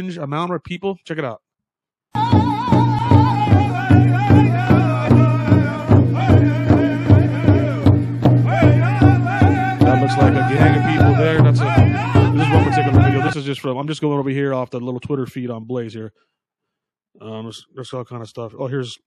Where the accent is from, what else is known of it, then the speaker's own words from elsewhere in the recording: United States; I'm straight American